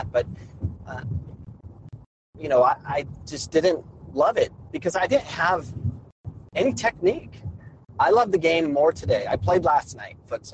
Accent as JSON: {"language": "English", "region": "Arizona", "country": "United States", "tie": "born or raised there", "said": "I grew up playing soccer in Arizona."}